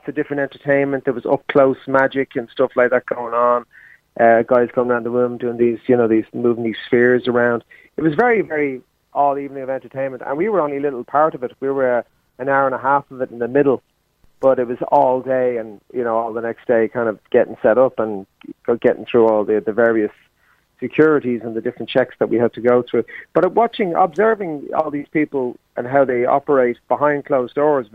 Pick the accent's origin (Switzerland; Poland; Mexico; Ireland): Ireland; we're actually from the Republic